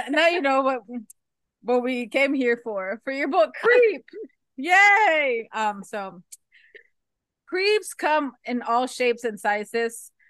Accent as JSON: {"language": "English", "region": "Florida", "country": "United States", "said": "unfortunately from Florida, so we mm-hmm. live on mainly flat. Yes, we have some hills, small, small"}